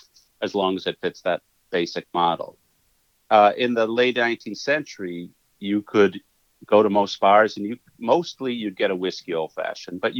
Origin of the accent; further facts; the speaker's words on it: Eagle, Wisconsin, United States; moved away; also born or lived in Milwaukee, Wisconsin; I was born in Milwaukee, and then I was raised in a farm community called Eagle